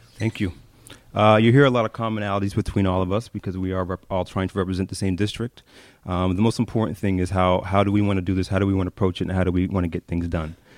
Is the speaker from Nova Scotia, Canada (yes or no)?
yes; Halifax, Nova Scotia, Canada; I grew up in North End of Halifax, uh, my whole life